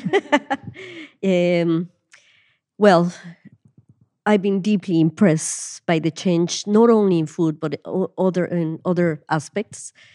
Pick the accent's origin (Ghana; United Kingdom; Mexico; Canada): Mexico; Mexico City; moved away as an adult; now in Ireland; I was born and I grew up in Mexico City